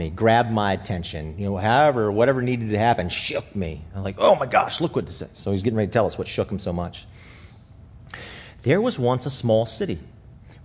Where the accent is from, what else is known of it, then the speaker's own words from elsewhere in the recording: Alexandria, Virginia, United States; I was born in Alexandria